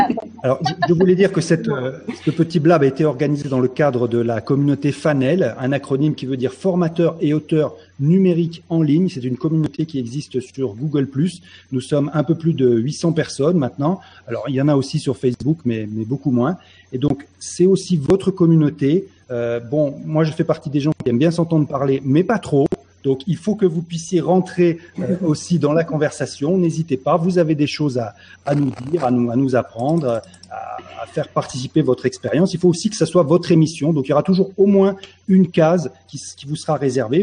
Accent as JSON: {"language": "French", "area": "Dordogne", "region": "Nouvelle-Aquitaine", "country": "France", "tie": "born or raised there", "moved": "yes", "said": "je suis né en Dordogne, dans le pays de l'homme, dans le pays de Cro-Magnon"}